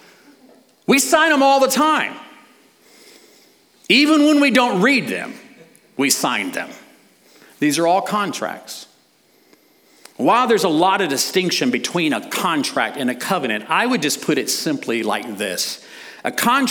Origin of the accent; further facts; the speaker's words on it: United States; as American citizens